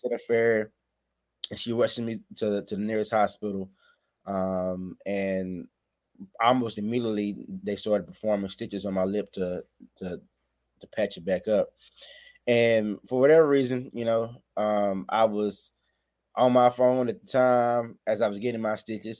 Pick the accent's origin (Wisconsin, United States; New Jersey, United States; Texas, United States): Texas, United States; Waco; I'm from Waco, Texas